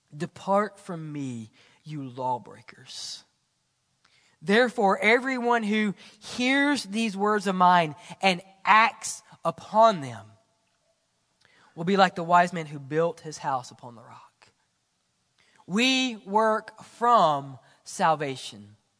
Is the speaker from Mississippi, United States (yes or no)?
yes; Mississippi, United States; I'm from Mississippi.